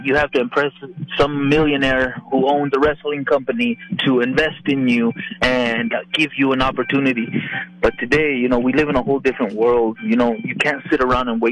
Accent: Albuquerque, New Mexico, United States; moved away as an adult; also born or lived in San Antonio, Texas; my hometown

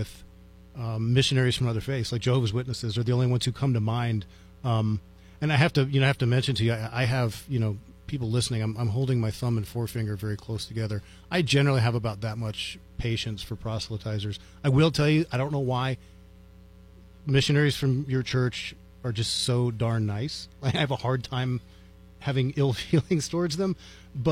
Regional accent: Northern Virginia, United States; moved away as an adult; now in New Mexico, United States; I grew up in Northern Virginia, about 13, I measured it actually, like 13.2 miles from the White House

